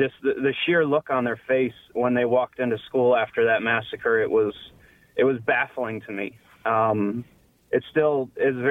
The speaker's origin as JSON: {"language": "English", "town": "Newtown", "region": "Connecticut", "country": "United States", "said": "I'm actually from Newtown, which is about 2.5 miles away from Sandy Hook."}